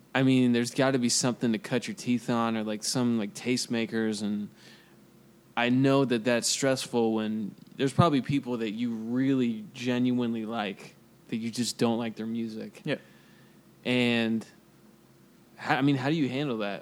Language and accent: English; Kansas City, United States; I'm from Kansas City